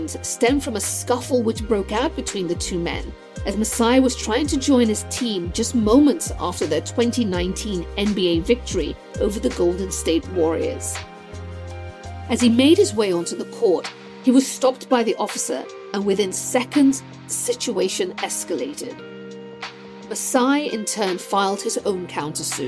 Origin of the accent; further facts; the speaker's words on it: Sierra Leone; moved away; also born or lived in London; Growing up in West Africa